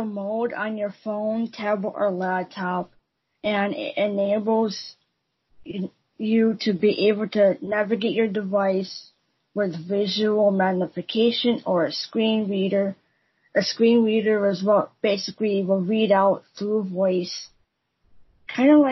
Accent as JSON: {"language": "English", "country": "United States", "said": "from America"}